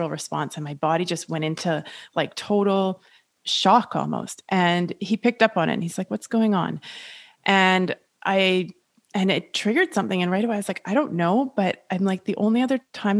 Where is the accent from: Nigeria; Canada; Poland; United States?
Canada; Julie and I are both Canadian